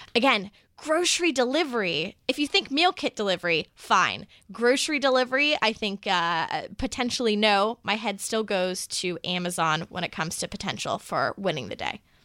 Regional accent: Texas, United States; my home state of Texas

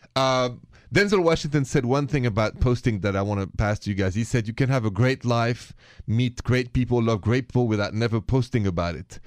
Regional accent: France; accent: French; My accent is French.

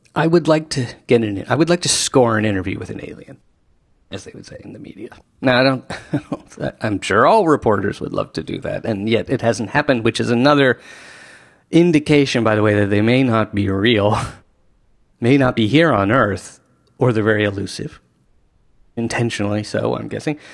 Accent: Washington, District of Columbia, United States; I grew up in Washington, D C

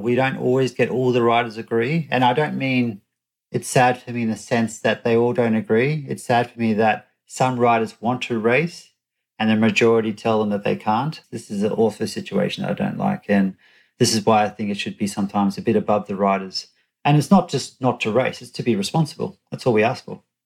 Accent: Australia; I'm an Australian and, and we grew up with a law that you had to wear helmets

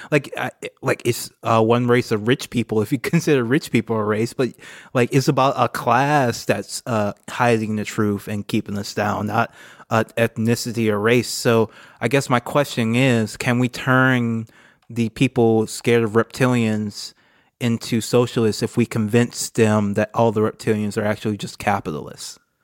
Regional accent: United States; as American progressives

